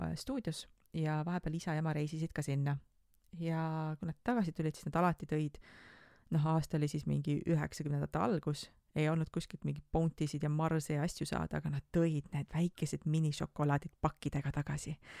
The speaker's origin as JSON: {"language": "Estonian", "town": "Tartu", "region": "Tartu County", "country": "Estonia", "said": "ma olen Tartust pärit"}